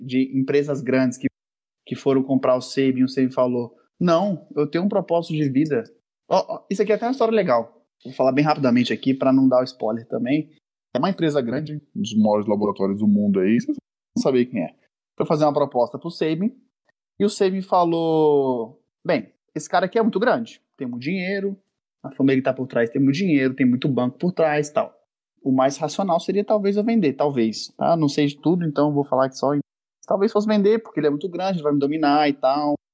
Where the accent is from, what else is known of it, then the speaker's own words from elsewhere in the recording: Brasília, Federal District, Brazil; a gente é de Brasília, caso as pessoas não sabem, a gente é aqui de Brasília